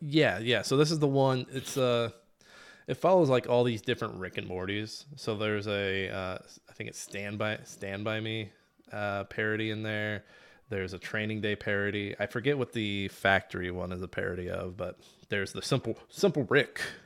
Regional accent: Midwest, United States; We're from the Midwest

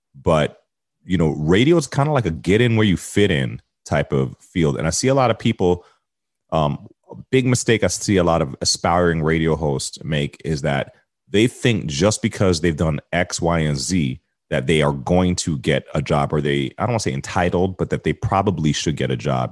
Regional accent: United States; moved away as an adult; now in Toronto, Canada; I'm an American in Canada

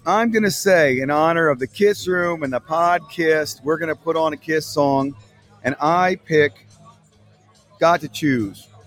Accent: Philadelphia, Pennsylvania, United States; I'm from Philadelphia

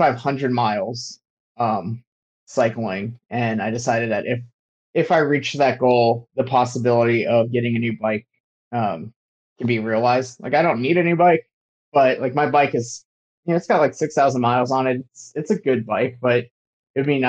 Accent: Atlanta, Georgia, United States; also born or lived in Fulda, Germany; So I grew up in Atlanta and I call Atlanta home, but I was actually born in Germany, in a little town called Fulda

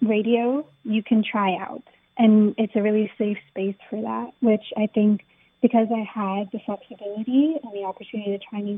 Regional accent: United States; now in New York City, United States; growing up in America

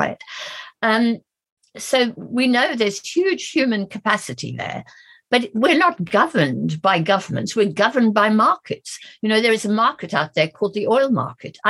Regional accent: South Africa; moved away; I'm an African, I grew up in South Africa

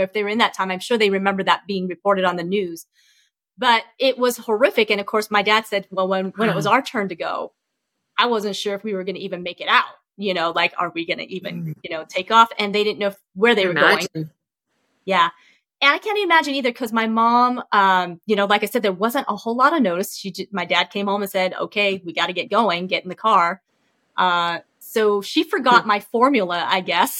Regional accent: Flagstaff, Arizona, United States; English is a second language; also born or lived in Vietnam / Camp Pendleton, California; we ended up moving to Arizona. So I grew up in Flagstaff

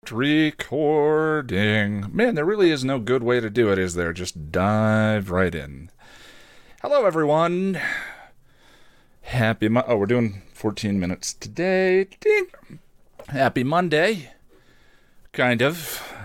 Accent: Illinois, United States; I'm from Illinois

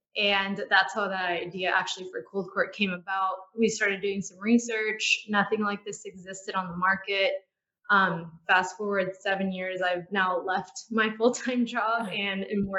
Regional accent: Houston, Texas, United States; I'm from Houston, and actually my background is in healthcare.

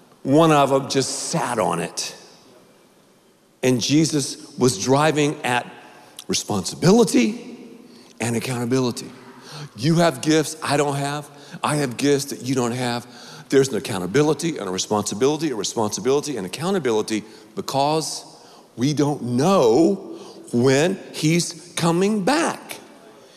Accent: Dallas, Texas, United States; I'm from Dallas

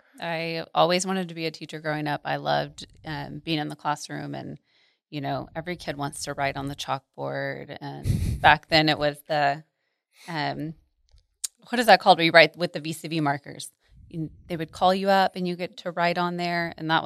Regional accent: Arlington, Texas, United States; also born or lived in Mansfield; And I'm from here. So I grew up in Arlington and Mansfield and have never left the Metroplex. So I'm a local.

